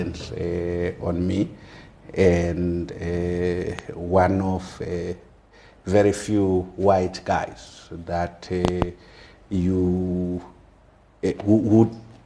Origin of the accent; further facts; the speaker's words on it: Maboleni, near Gweru, Midlands, Zimbabwe; I was born obviously in Rhodesia in a village called Maboleni, which is some 50 kilometers from Gwelu, just after Lua Gwelu Mission. I grew up there